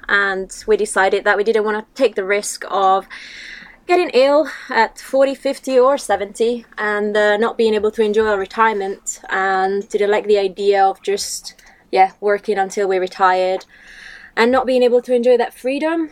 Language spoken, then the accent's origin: English; Italy; moved away as an adult; also born or lived in United Kingdom; I'm originally from Italy. I've lived in the UK for seven years